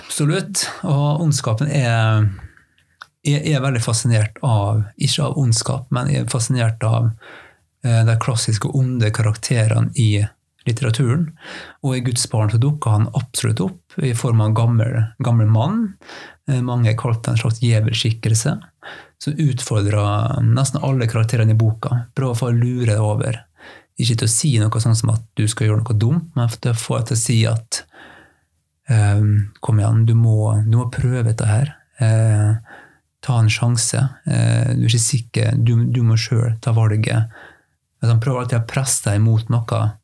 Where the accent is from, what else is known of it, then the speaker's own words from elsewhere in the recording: Fræna, Møre og Romsdal, Norway; Fræna kommunen der jeg kommer fra